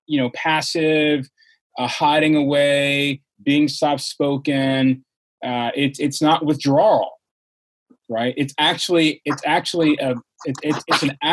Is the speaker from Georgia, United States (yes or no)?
yes; Georgia, United States; I grew up in Georgia